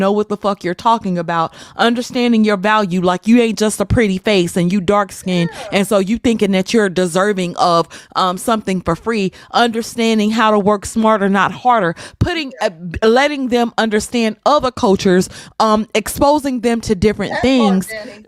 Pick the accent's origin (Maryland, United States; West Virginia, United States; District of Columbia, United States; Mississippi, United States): Mississippi, United States; I grew up in Mississippi, for crying out loud.